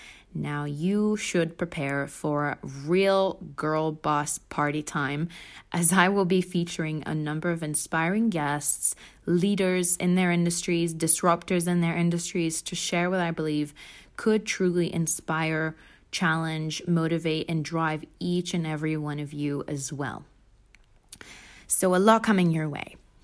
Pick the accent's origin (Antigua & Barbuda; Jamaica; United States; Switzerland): Switzerland; now in London, United Kingdom; I grew up in Switzerland before moving to London, where I now live and work as a full-time buyer.